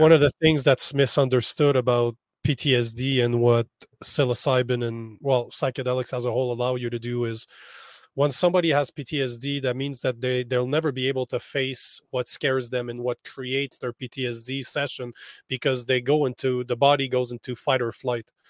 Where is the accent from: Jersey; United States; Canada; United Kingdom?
Canada; I'm in El Paso. right now, as a Canadian, I'm on the complete opposite side of North America